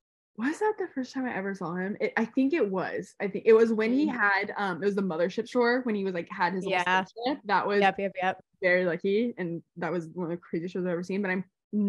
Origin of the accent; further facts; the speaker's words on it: Chico, California, United States; lived in Chico. Chico is Northern California. And that's where I would consider like my home, like my hometown is Chico. That was the town that I was like had my roots in the longest.